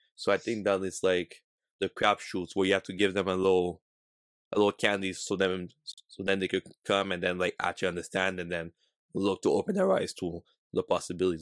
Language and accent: English; Canada; we're from Canada, that we're not from, like, a big city like New York, Miami